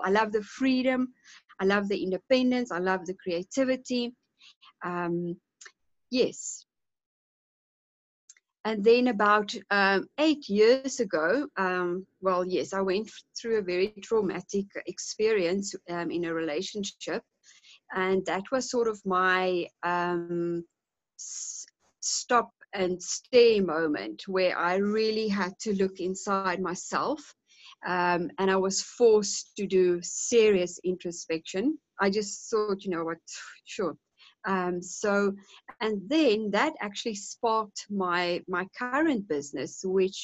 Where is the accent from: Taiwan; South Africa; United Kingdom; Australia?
South Africa; also born or lived in Cape Town, South Africa; now in Johannesburg, South Africa; I grew up in a small town, about 600 kilometers from here, on a small holding